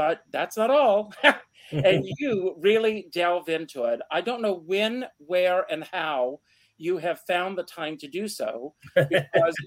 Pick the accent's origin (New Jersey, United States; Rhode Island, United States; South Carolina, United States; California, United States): South Carolina, United States; Conway; my hometown of Conway, South Carolina